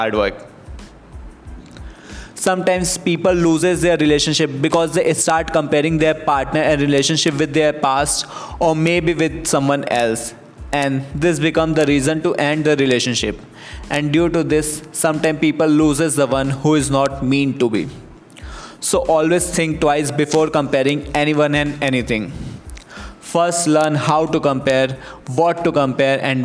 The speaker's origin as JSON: {"language": "English", "country": "India", "said": "We as an Indian"}